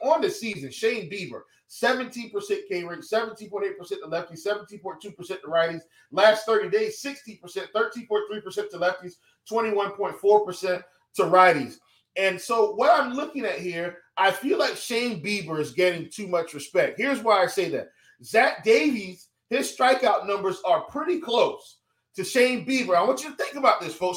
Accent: the South, United States; I grew up in the South.

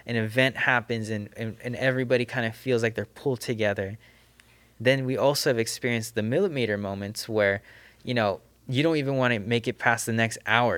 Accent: Southern California, United States; I grew up in the Adventist, this, this SoCal Adventist system

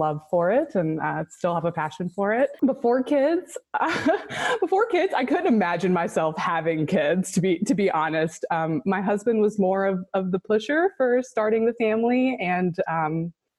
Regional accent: the upstate of South Carolina, United States; Both my husband and I were born and raised in the upstate of South Carolina

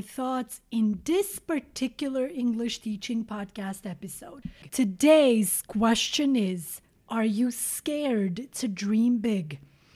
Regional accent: Šipčanik, Montenegro; moved away; Many of you, dear listeners, know that I was born in Montenegro. To be specific, I was born in a small village called Šipčanik.

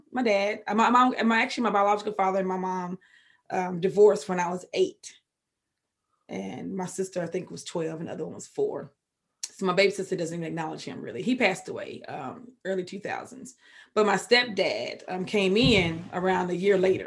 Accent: Waco, Texas, United States; I'm from that city next to where David Koresh did his thing at. But yeah, born and raised, and I'm a country girl.

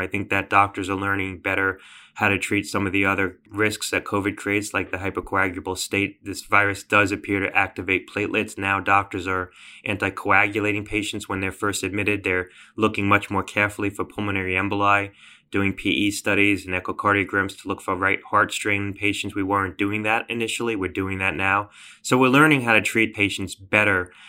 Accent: Connecticut, United States; my home state of Connecticut

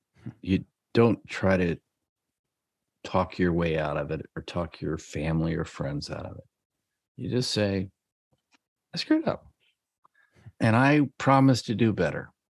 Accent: Iowa, United States; from Iowa. Our house is 2.5 years old.

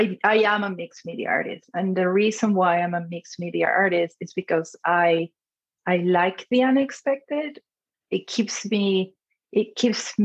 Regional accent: Lima, Peru; moved away as an adult; now in United States; I was born and raised in Lima, Peru, and then moved to the US when I was 23.

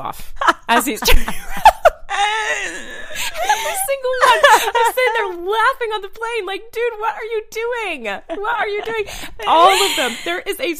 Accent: Maine, United States; now in North Carolina, United States; growing up in Maine and swimming in like perfectly crystal clear water

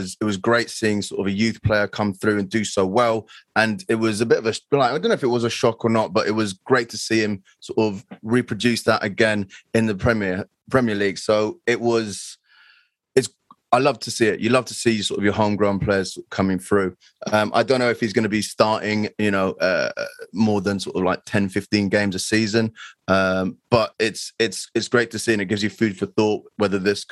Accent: London, United Kingdom; I grew up around there. I grew up on Ilbrook Common

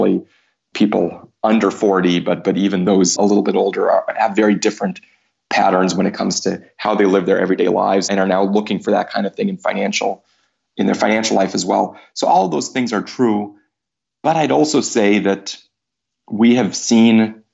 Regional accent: United States

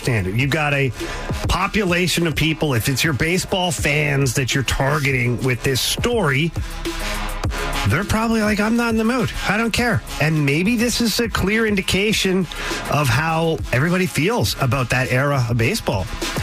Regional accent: St. Louis, Missouri, United States; we're from St. Louis

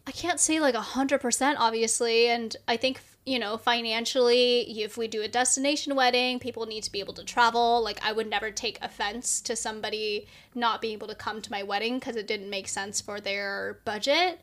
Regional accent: the Bay Area, California, United States; the Bay, obviously, because that's my hometown

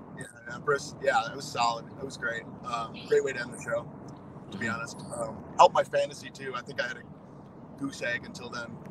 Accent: Wisconsin, United States; I'm from Wisconsin

